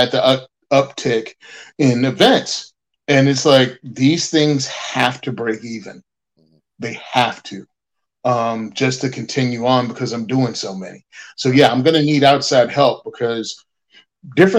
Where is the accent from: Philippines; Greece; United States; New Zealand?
United States; as an American